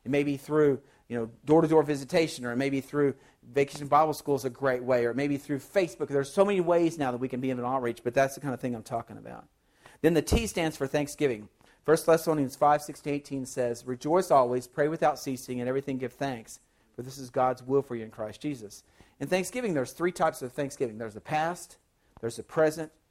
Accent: Oklahoma, United States; also born or lived in California / Arizona / Texas / Arkansas; now in Louisiana, United States; I grew up in Oklahoma, lived in California for 4 years, lived in Arizona for 4 years, worked a summer in New Mexico, went to seminary in Texas, served for 5 years in Arkansas, and now I live in Louisiana.

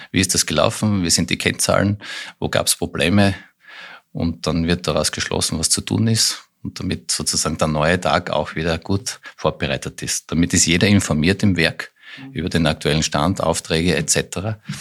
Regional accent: Styria, Austria; moved away as an adult; also born or lived in Graz / Vienna; now in Lower Austria, Austria; gebürtiger Steirer

